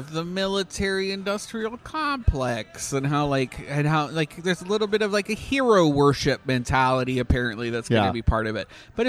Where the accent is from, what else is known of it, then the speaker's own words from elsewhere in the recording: Canada; There's a part of me, so like as a Canadian, it's...